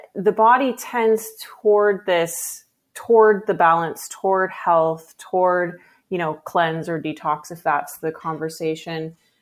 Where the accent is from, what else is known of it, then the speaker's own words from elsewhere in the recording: Pacific Northwest, United States; I grew up in the Pacific Northwest, uh, on a farm primarily